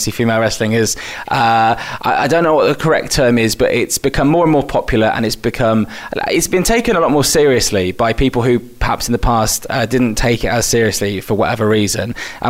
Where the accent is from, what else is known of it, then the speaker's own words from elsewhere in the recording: Wales, United Kingdom; born there; I was in Swansea because I'm a fake Welshman. I was born in Wales, but I sound quite English.